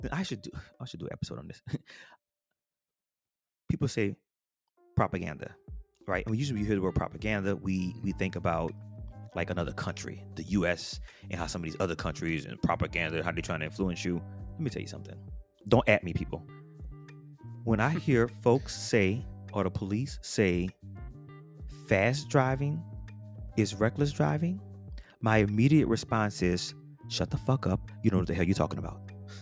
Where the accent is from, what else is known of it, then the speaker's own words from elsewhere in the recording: New Orleans, Louisiana, United States; moved away; I'm from Louisiana, New Orleans